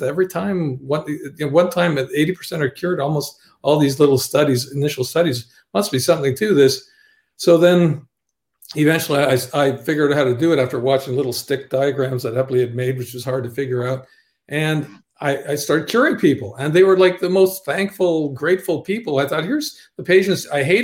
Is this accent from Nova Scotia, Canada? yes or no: no; Ottawa, Ontario, Canada; also born or lived in Toronto; I'm from Ottawa originally